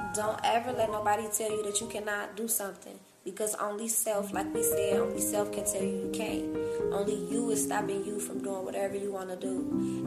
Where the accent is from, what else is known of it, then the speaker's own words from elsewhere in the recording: Cincinnati, Ohio, United States; moved away as an adult; now in Atlanta, United States; I'm from Cincinnati, Ohio, born and raised, been there damn near my whole life